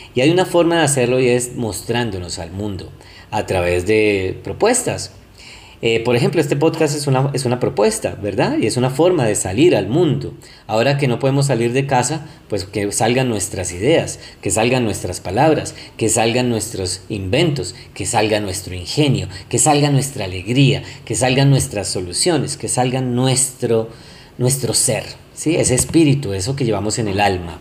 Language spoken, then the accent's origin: Spanish; Colombia; acá en Colombia, soy colombiano